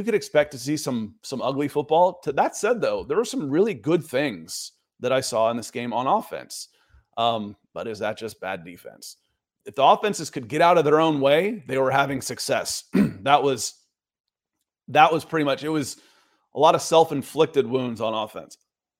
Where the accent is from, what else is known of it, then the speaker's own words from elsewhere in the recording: Atlanta, Georgia, United States; moved away; Y'all know I'm from Atlanta, right?